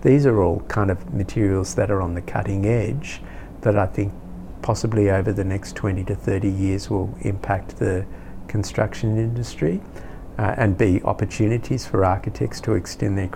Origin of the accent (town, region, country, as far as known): Australia